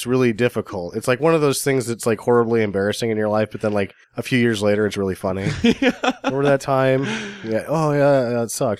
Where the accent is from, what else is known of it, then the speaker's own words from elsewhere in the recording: Illinois, United States; So that's just like, oh, we're from Illinois.